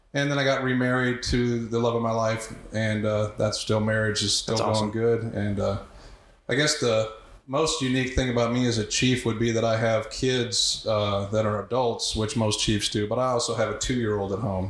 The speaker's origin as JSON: {"language": "English", "town": "Houston", "region": "Texas", "country": "United States", "tie": "born or raised there", "also_born_or_lived": "Keene, Texas", "said": "I grew up in Houston, in North Houston, very diverse area"}